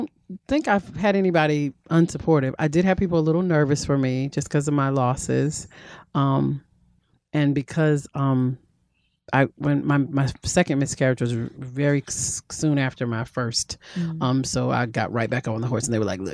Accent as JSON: {"language": "English", "region": "North Carolina", "country": "United States", "moved": "yes", "said": "I'm from North Carolina and a big family"}